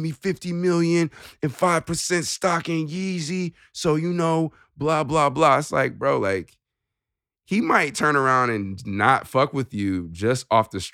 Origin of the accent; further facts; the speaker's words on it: Chicago, Illinois, United States; I was growing up in Chicago.